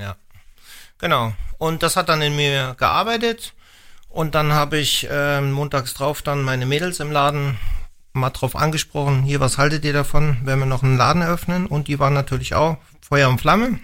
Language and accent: German; Hesse, Germany; moved away as an adult; now in Wallertheim, Germany; ich komme aus Hessen